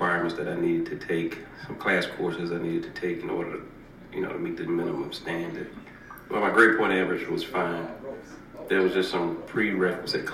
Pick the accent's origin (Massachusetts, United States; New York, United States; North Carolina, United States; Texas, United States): North Carolina, United States; Charlotte; also born or lived in Chester, South Carolina; we grew up in Charlotte